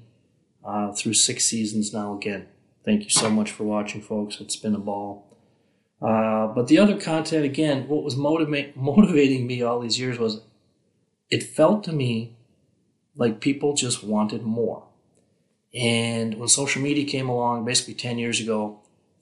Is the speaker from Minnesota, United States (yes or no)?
yes; Benson, Minnesota, United States; I grew up in Benson, Minnesota, population 3,200.